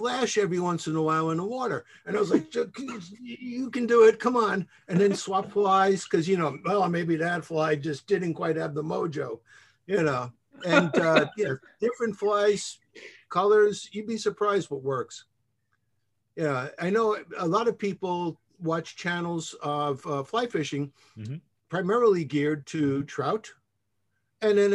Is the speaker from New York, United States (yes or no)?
yes; Long Island, New York, United States; moved away as an adult; now in Florida, United States; I grew up on Long Island. That explains the accent. And yes, I have an accent